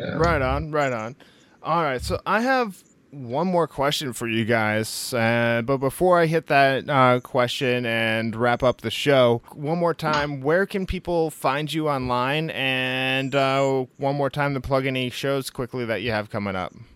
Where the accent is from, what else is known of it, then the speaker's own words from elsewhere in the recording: Midwest, United States; now in Bay Area, United States; I'm out of yeah. the Bay Area up here. I'm originally from the Midwest